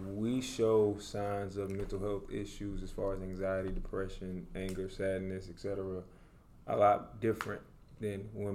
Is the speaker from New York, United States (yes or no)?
no; New Orleans, Louisiana, United States; now in Dallas, United States; I'm originally from New Orleans, Louisiana